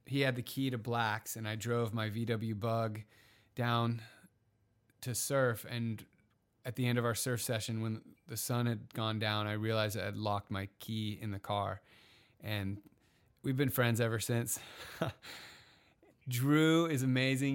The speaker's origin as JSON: {"language": "English", "town": "Encinitas", "region": "California", "country": "United States", "tie": "born or raised there", "said": "My hometown of Encinitas, Cardiff"}